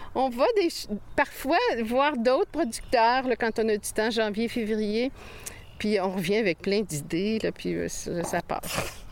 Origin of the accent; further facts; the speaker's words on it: Quebec City, Quebec, Canada; now in Saint-Jacques-le-Mineur, Canada; même si j'ai été élevée à Québec, dans la ville de Québec